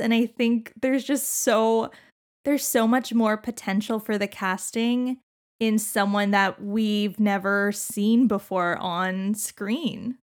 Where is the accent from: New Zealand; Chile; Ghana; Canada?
Canada; we're Canadian